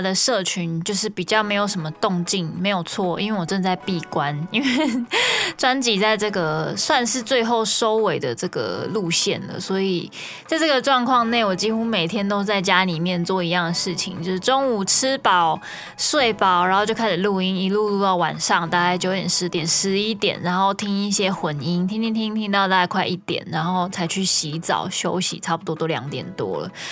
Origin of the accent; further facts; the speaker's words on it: Kaohsiung, Taiwan; 虽然我是高雄人，但是我家门前，呃，就是马路